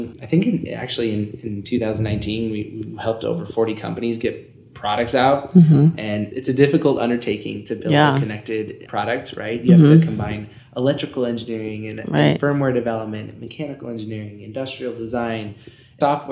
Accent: Northern California, United States; moved away as an adult; also born or lived in Santa Barbara; now in Reno, United States; from Northern California.

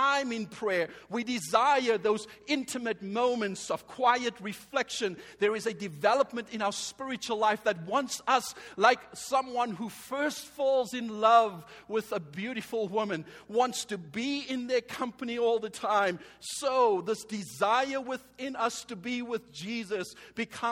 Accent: Cape Town, Western Cape, South Africa; I was born and raised in Cape Town as a colored South African.

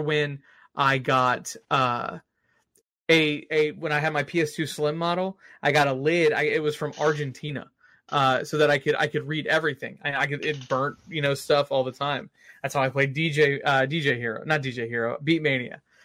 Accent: Austin, Texas, United States; moved away; whenever I go to Austin because I'm from Austin

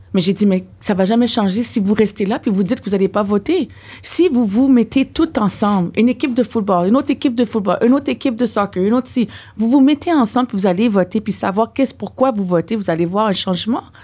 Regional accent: Ottawa, Ontario, Canada; now in Quebec, Canada; nous, on vient d'Ontario, on mm. vient d'Ottawa

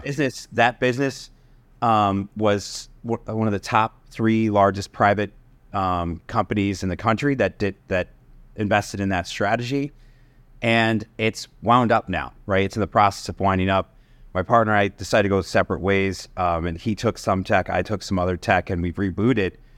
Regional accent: Connecticut, United States; I grew up in Connecticut

